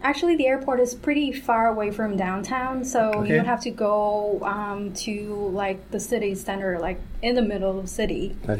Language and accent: English; Hanoi, Vietnam; moved away as an adult; I'm from Hanoi, Vietnam, so it's the capital city.